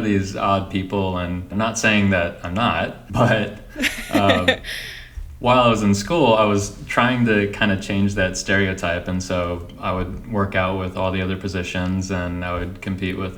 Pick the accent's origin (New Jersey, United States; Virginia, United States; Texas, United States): Texas, United States; Houston; moved away as an adult; also born or lived in Arkansas / Bay Area; I grew up in the Houston area